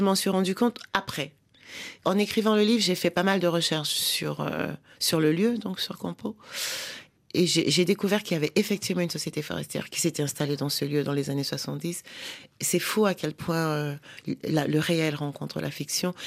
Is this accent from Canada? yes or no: no; Douala, Littoral, Cameroon; first language French; now in Paris region, France; j'ai grandi à Douala et j'ai aussi appris l'argot de Douala